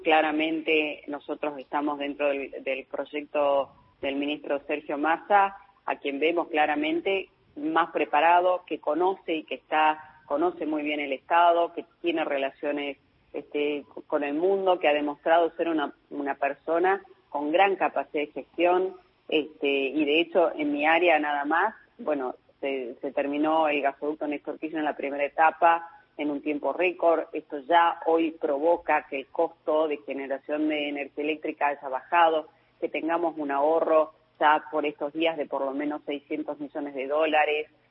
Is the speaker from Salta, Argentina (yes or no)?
yes; Salta, Argentina; yo soy de, la, de Salta